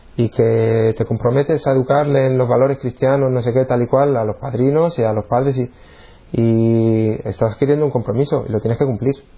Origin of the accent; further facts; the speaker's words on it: San Sebastián de los Reyes, Community of Madrid, Spain; moved away as an adult; now in Cantabria, Spain; Y yo nací en Madrid. Yo un pueblo que se llama San Sebastián de los Reyes, es donde he vivido prácticamente hasta que me vine a vivir aquí a Cantabria. Y vamos, hasta los 26 años yo viví en Madrid.